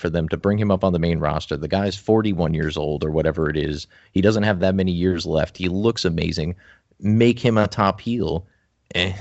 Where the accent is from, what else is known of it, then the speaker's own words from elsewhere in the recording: Morris County, New Jersey, United States; I'm from Morris County, I guess. Morris, I'm kind of just bordering on Essex.